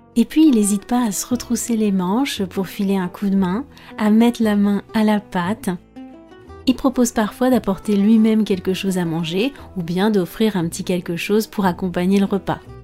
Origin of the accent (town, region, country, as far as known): France